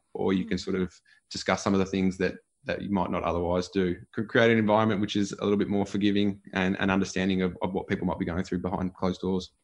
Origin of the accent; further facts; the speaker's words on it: Gisborne, Victoria, Australia; a beautiful part of the world to sort of grow up